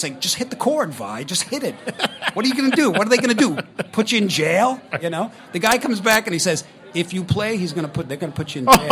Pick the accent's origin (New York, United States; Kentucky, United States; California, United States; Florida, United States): New York, United States; Long Island; this kid from Long Island